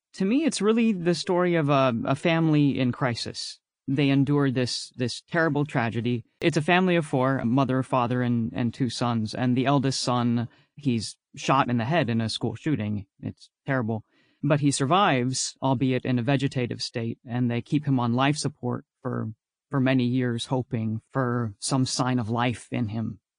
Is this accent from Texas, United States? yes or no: yes; Texas, United States; I'm from Texas